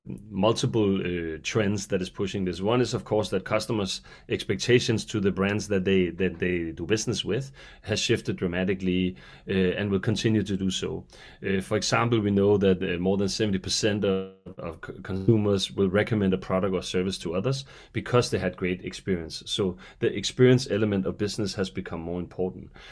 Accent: Denmark; I hail from Denmark

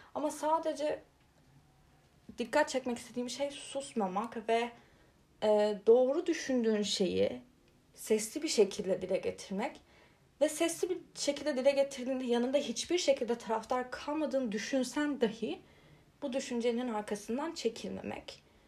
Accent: Turkey; Türkiye'de kalmayı

